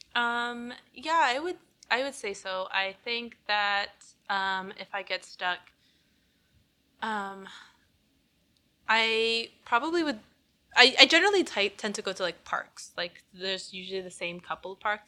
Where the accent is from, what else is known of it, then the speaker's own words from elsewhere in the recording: Canada; I was born here, but, like, she, by coming here, she gave me the opportunity to live life as a Canadian.